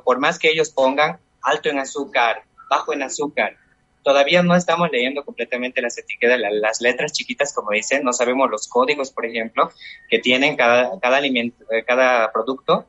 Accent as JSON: {"language": "Spanish", "region": "Chuquisaca", "country": "Bolivia", "said": "Yo soy de Chuquisaca, soy de la zona del Valle, aquí en Bolivia"}